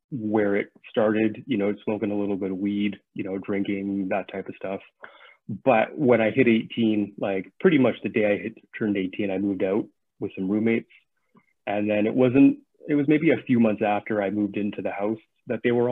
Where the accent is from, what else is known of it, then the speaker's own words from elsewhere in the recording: Saskatchewan, Canada; moved away as an adult; now in Vancouver, Canada; I grew up in Saskatchewan